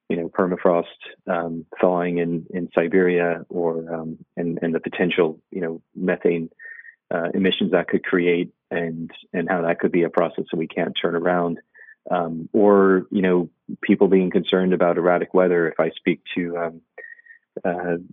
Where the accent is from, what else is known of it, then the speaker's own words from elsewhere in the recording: Ireland; being Irish